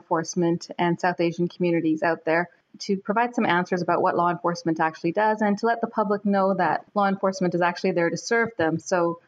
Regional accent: Toronto, Ontario, Canada; Toronto is my hometown, so it's a city that I love. It's a city that I grew up in and was educated in, got married in.

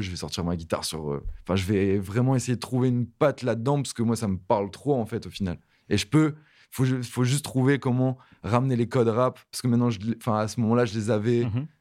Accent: Halluin, Hauts-de-France, France; à côté de Lille, euh, vers euh, la ville c'est Aluin

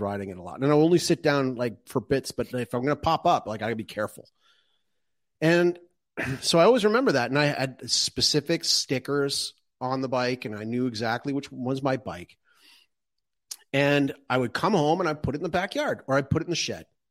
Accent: Calgary, Alberta, Canada; moved away; when I was growing up in Calgary

